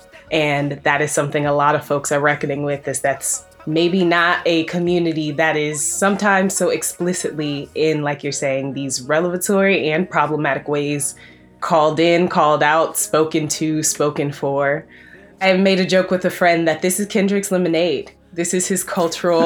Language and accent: English; Chicago, Illinois, United States; now in Brooklyn, United States; I'm from Chicago